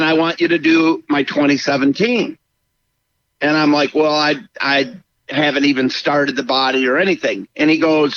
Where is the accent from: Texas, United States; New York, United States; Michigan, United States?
Michigan, United States; I grew up in Michigan